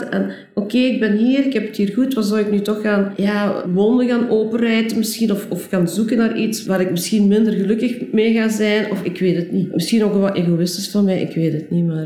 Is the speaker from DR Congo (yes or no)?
yes; DR Congo; born there; Eh, ja, ik ben geboren in Belgisch Congo in 1956, eh, waar mijn ouders toen uh, verbleven.